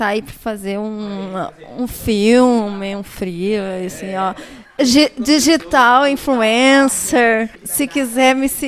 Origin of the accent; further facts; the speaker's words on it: Santa Maria, Rio Grande do Sul, Brazil; Eu sou natural de Santa Maria e eu fiz a minha graduação e mestrado em Santa Maria. Mas eu não passei a minha vida em Santa Maria.